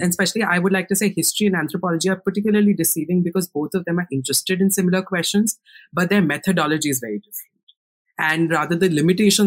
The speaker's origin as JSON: {"language": "English", "country": "India", "second_language": "English", "moved": "as an adult", "said": "I used to watch tons of BuzzFeed in India."}